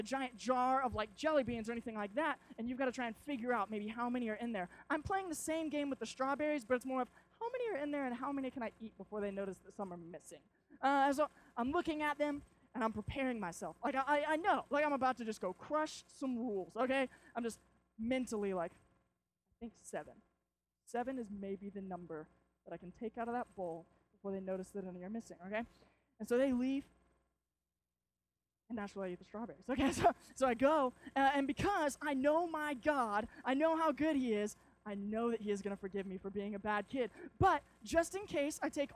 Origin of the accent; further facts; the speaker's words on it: Arkansas, United States; we're from Arkansas